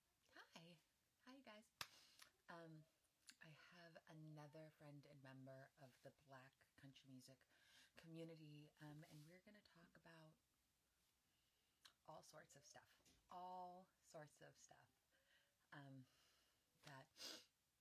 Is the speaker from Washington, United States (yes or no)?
no; California, United States; moved away; also born or lived in Nashville; I'm from California, so we have heat